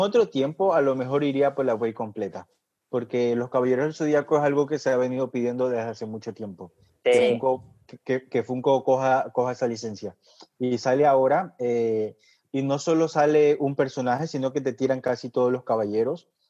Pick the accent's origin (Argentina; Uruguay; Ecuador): Ecuador; Yo obviamente nací en Ecuador